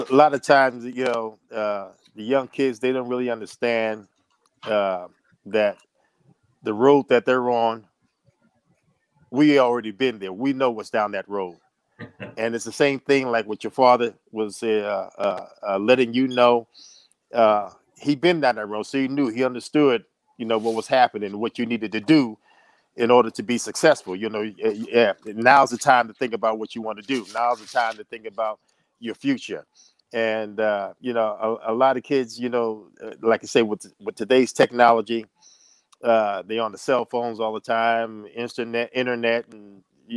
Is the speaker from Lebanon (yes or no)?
no; New York City, New York, United States; I grew up in Brooklyn, New York.